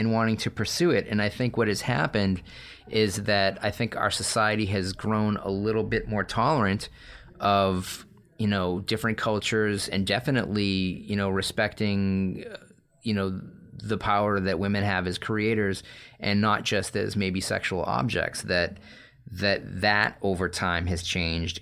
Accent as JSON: {"language": "English", "region": "Massachusetts", "country": "United States", "said": "I'm from Massachusetts"}